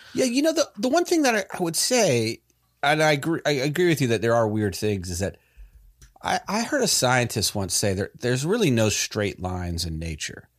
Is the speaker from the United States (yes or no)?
yes; Raleigh, North Carolina, United States; we're all from the Raleigh, North Carolina area